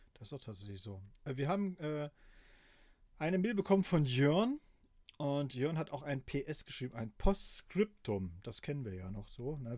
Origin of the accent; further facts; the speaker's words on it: GDR, East Germany, Germany; Ich bin natürlich äh, in der DDR groß geworden